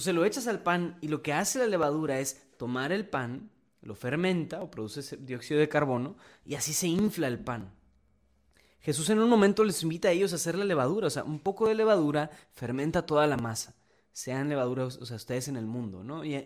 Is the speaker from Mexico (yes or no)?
yes; Mexico; somos mexicanos